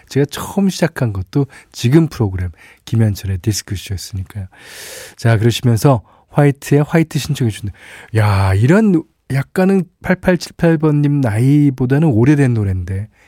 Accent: Busan, South Korea; moved away; 저는 고향이 부산인데요. 어, 처음 부산을 떠나 맞이했던 그 낯설고 들뜬 명절이 기억납니다.

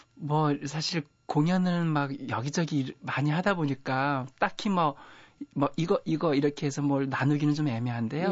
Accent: Boryeong, South Chungcheong, South Korea; 저 고향이요. 충남 보령군 남포면 아. 양항리 산 28.

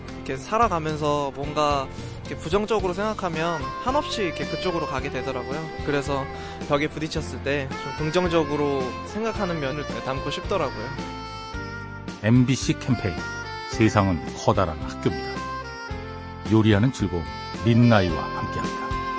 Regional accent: Chungcheong, South Korea; 충청도에서 온

